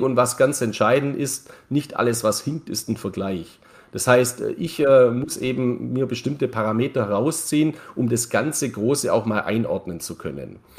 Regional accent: Neu-Ulm, Bavaria, Germany; ich komme aus Neu-Ulm

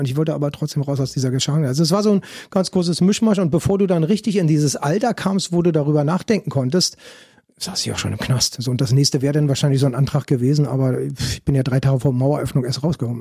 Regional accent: Berlin, Germany; ich bin dann auch noch Ur-Ostberliner.

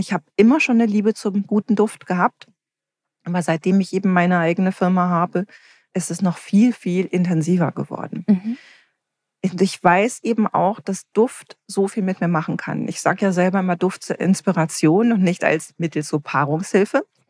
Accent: Herne, North Rhine-Westphalia, Germany; als ich ganz klein war, bin ich bei meiner Großmutter in Wanne-Eickel aufgewachsen.

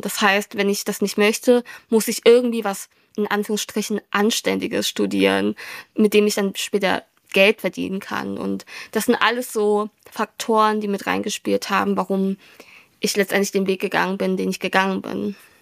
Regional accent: Germany; German is a second language; ich habe dann in der Schule Deutsch gelernt

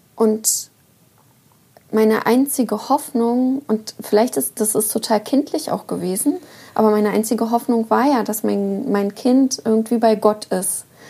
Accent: Uckermark, Brandenburg, Germany; moved away; also born or lived in Rostock / northern Germany; ich komme ja aus der Uckermark, also aus dem tiefsten Osten

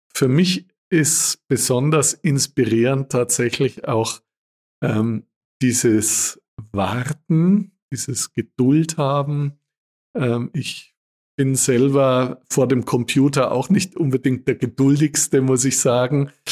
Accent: Würzburg, Bavaria, Germany; moved away; In meiner Heimat in Würzburg

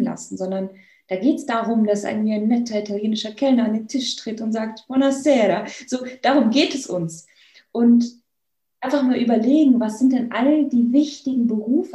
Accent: Bavaria, Germany; Ich komme ja hier aus Bayern

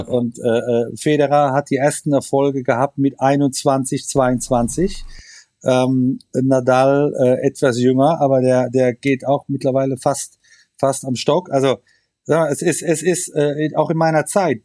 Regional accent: Germany; wir sind Deutsche

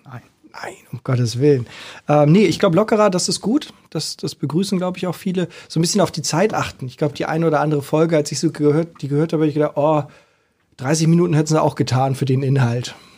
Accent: Hamburg, Germany; als Hamburger

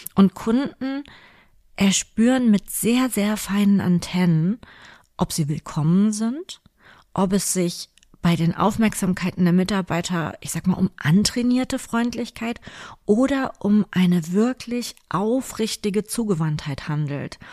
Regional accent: Cologne, North Rhine-Westphalia, Germany; hier bei uns in Köln, direkt am Rheinufer

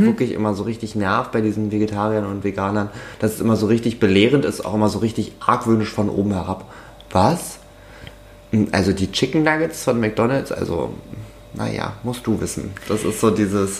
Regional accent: Saxony-Anhalt, Germany; now in Stuttgart, Germany; Sachsen-Anhalt ist ein sehr langweiliges Bundesland

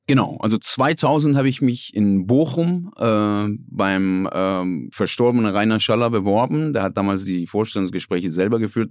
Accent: Iran; German is a second language; moved away as an adult; now in Essen, Germany; aus dem Iran

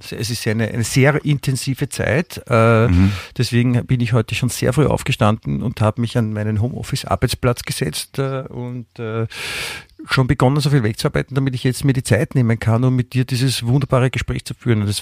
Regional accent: Vienna, Austria; ja, außerdem, wie gesagt, ich bin in Wien aufgewachsen und da ist man dann natürlich auch

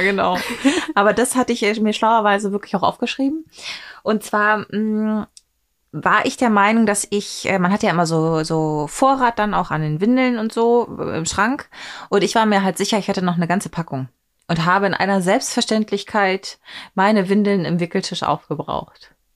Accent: East Germany, Germany; ich bin ja in der DDR geboren

